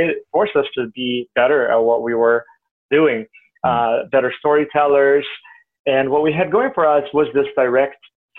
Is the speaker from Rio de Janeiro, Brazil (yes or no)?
yes; Rio de Janeiro, Brazil; moved away as an adult; now in Portland, United States; I grew up in Rio, but my mom's side of the family were farmers